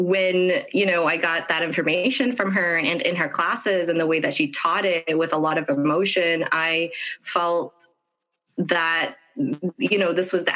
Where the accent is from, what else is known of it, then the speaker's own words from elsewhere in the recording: Ethiopia; now in United States; I'm originally from Ethiopia and immigrated here